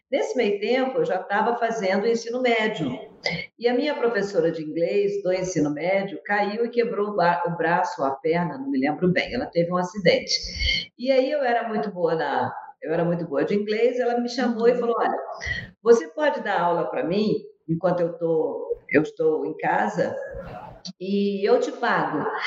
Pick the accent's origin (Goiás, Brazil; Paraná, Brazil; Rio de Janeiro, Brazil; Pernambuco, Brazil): Rio de Janeiro, Brazil; moved away as an adult; also born or lived in Andradina, São Paulo; now in Curitiba, Brazil; Sou carioca.